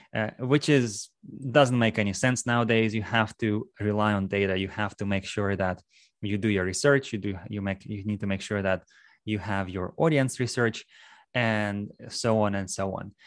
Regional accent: Russia; moved away as an adult; also born or lived in New England / Maryland / Texas; now in Houston, United States; I am from Russia. I moved to U S about, uh, ten, eleven years ago now.

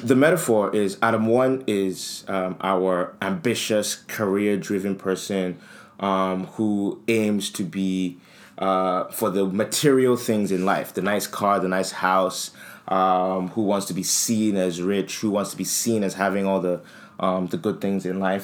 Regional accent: Nigeria; we come from Nigeria

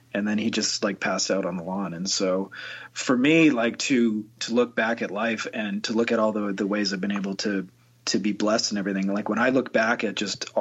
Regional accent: Windsor, Ontario, Canada; I'm from Winter, Ontario, Canada, and it's about 5 minutes from Detroit, Michigan. So I always say that I grew up close enough to Detroit

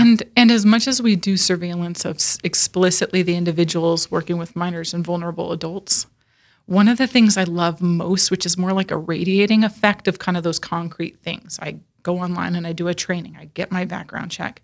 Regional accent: Northern California, United States; moved away as an adult; now in Sioux Falls, United States; I was born and raised in Northern California

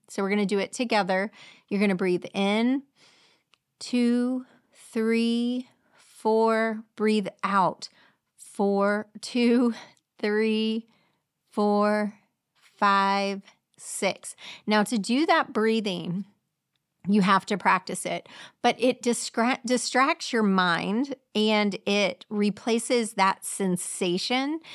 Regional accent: Clearwater, Florida, United States; I grew up in Clearwater

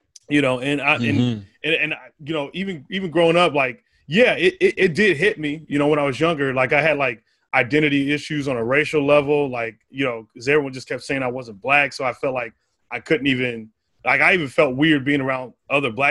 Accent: Arizona, United States; moved away; I grew up in Arizona

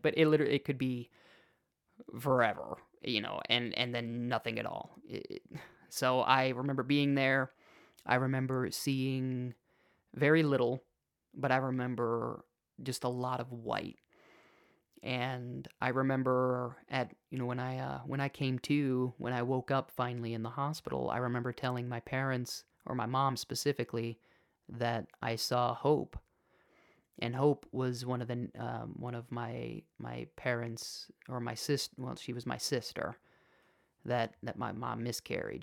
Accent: Chicago, Illinois, United States; I was born in Chicago

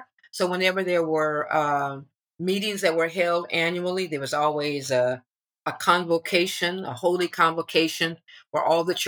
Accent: Berkeley, California, United States; also born or lived in Oakland; I was born in Oakland, but in the late 50s, actually 1959, third grade, my mom and dad and my sister and brother and I, we moved to Berkeley. So I went from third grade to high school in Berkeley.

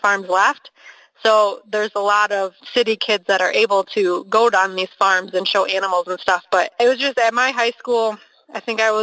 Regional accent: Milwaukee, Wisconsin, United States; now in Hazel Green, United States; I grew up near Milwaukee, Wisconsin, and now I live on the other side of the state in southwest Wisconsin in Hazel Green

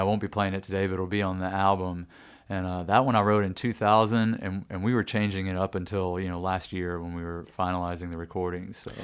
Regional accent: Nashville, Tennessee, United States; growing up in Nashville, I had just absolutely detested country music

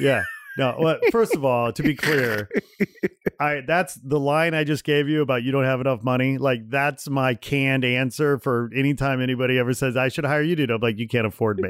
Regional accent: United States; for me as an American

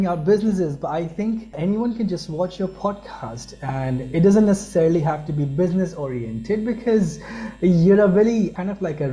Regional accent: Pakistan; moved away as an adult; also born or lived in United Kingdom; I was born and raised in Pakistan, and for my education, I traveled to UK

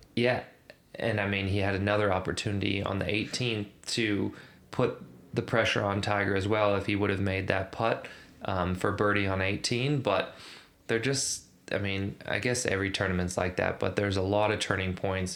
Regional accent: Canada; now in Australia; as a Canadian

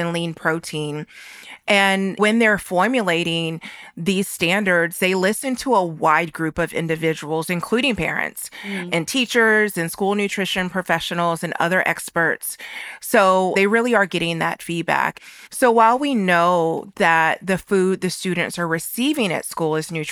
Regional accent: North Carolina, United States; I grew up in North Carolina to parents from rural areas

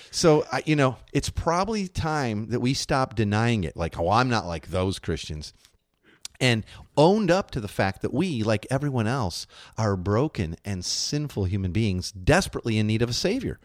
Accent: Chicago, Illinois, United States; moved away; When I grew up in Chicago

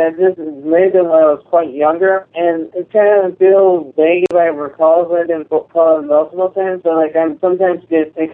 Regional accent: Woodbridge, Virginia, United States; I'm from Woodbridge, Virginia.

